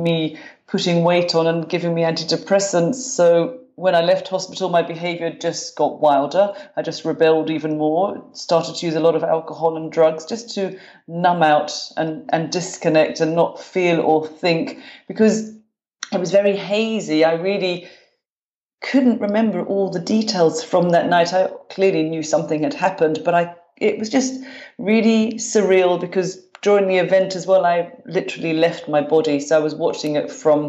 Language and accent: English; London, United Kingdom; moved away as an adult; now in Glasgow, United Kingdom; I grew up in London, in North London. I'm a Londoner, but now I live in Glasgow, Scotland. I've been here about 25 years